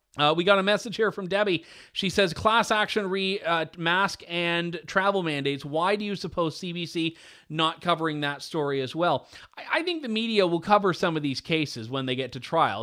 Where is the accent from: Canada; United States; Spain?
Canada; Canadian storyteller here